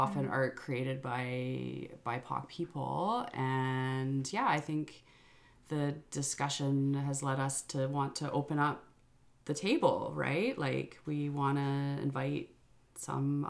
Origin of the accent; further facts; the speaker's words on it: Yukon, Canada; moved away; I am from the Yukon